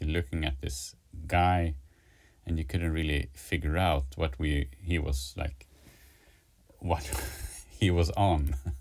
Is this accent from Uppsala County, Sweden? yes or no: no; a town close to Stockholm, Stockholm County, Sweden; also born or lived in Gothenburg, Sweden; now in Stockholm, Sweden; I was born like on the west coast uh, in Gothenburg, and then moved to like I, I grew up in a in a town like in a city pretty close to to Stockholm